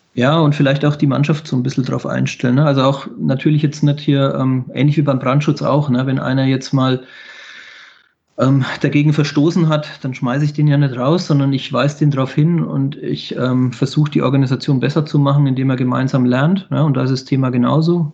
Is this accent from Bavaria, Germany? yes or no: yes; Bavaria, Germany; bei uns in Bayern